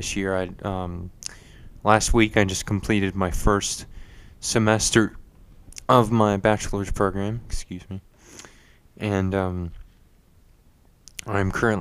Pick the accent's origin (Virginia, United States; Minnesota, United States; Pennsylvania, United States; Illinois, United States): Virginia, United States; Virginia Beach; I was born and raised in Virginia Beach, Virginia